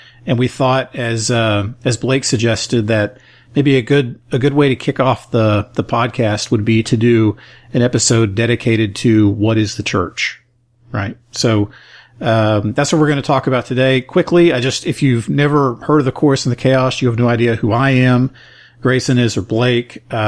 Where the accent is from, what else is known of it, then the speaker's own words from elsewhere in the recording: South Africa; So, but I'm a guy from South Africa who's never heard of the church.